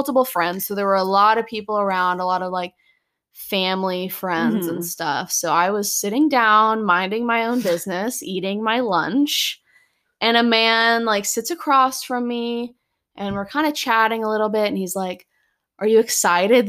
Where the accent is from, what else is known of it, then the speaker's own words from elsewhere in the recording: United States; I love being an American